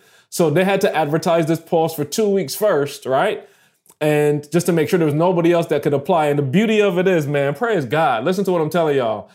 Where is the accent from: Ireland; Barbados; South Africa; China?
Barbados; moved away as an adult; also born or lived in Michigan; I'm a student from Barbados